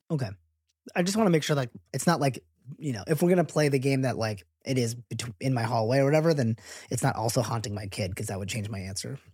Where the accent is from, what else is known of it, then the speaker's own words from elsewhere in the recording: United States; being American-born